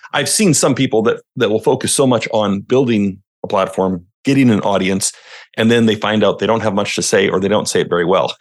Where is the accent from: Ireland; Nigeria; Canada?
Canada; Western Canada; also born or lived in Washington State, United States; now in Washington, United States; I'm from Western Canada. But yes, I am now just fifteen minutes north of Portland, Oregon